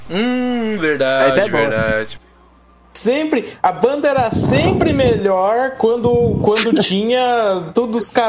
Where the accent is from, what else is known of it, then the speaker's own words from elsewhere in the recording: South Region, Brazil; Eu, como sulista